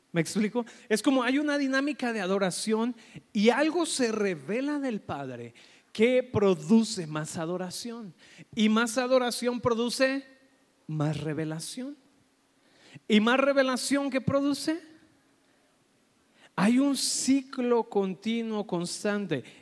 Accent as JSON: {"language": "Spanish", "country": "Colombia", "moved": "yes", "said": "Es que vengo de Colombia, ¿verdad? Y por eso estoy hablando así."}